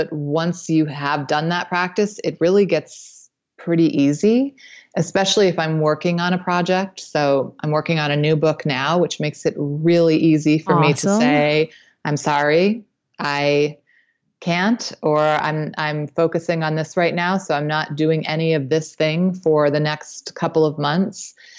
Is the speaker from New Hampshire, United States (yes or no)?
yes; New Hampshire, United States; Well, I grew up in New Hampshire, and that's where I met my husband.